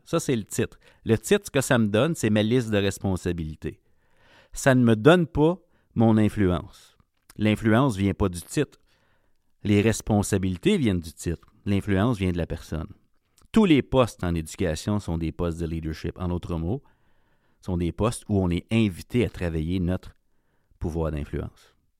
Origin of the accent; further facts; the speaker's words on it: Ontario, Canada; Je viens de l'Ontario, donc je connais ce milieu-là, euh, j'ai grandi là